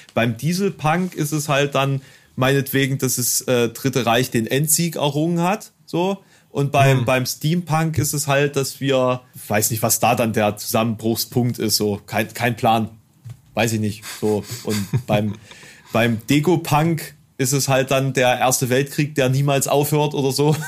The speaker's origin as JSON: {"language": "German", "country": "Germany", "said": "bei uns in Deutschland"}